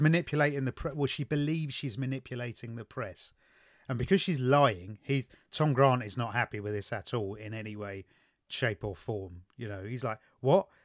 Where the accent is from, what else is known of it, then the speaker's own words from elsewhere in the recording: London, United Kingdom; I was brought up in the East End of London